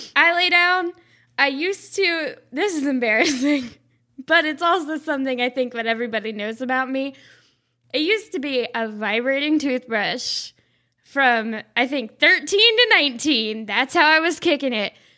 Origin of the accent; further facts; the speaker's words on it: the South, United States; I'm from the South